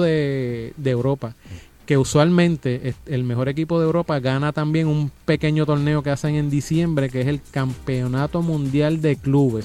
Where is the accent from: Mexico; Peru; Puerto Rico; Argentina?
Puerto Rico; Bayamón; yo me crié y nací en Santa Juanita